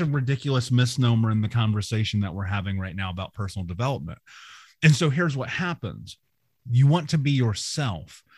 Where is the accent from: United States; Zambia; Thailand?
United States; Indianapolis, Indiana; I grew up in America. I grew up in Indianapolis